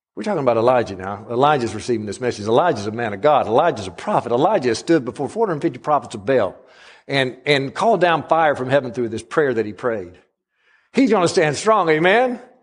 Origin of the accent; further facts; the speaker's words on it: Alabama, United States; I'm a Southerner through and through, no matter if I am an Alabama person